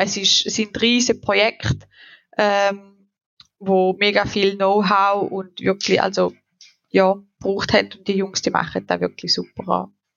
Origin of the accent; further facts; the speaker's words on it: Switzerland; bei uns in der Schweiz